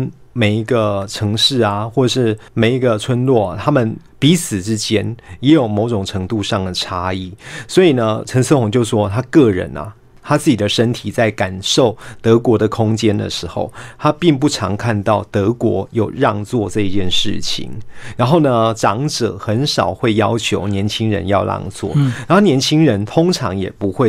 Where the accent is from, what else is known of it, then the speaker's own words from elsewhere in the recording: Taiwan; 可是呢，我们台湾人就偏偏要把它套上“博爱”这个词汇的制约，